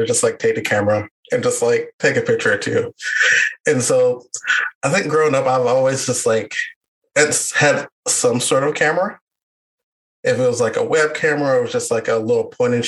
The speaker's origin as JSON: {"language": "English", "town": "Meridian", "region": "Mississippi", "country": "United States", "said": "I'm from Meridian"}